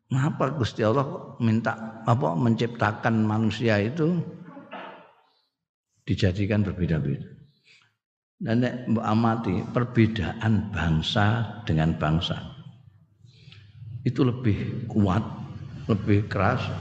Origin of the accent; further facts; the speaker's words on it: Indonesia; orang Sunda itu bicaranya sudah beda dengan kita orang Jawa sini